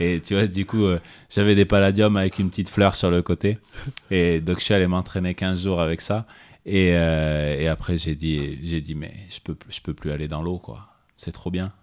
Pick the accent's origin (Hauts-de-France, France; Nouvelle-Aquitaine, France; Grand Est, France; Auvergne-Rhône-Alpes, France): Auvergne-Rhône-Alpes, France; Clermont-Ferrand; rester chez moi à Clermont